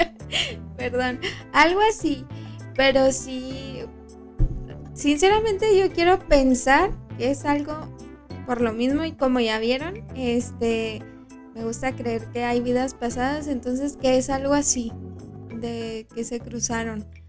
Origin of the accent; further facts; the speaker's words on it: Mexico; somos frontera y somos mexicanos